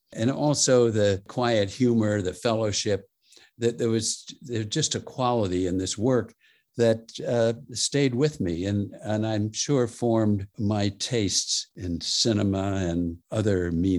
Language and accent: English; Los Angeles, California, United States; I grew up in North Hollywood, California. You know, it was a quiet little village just north of Hollywood.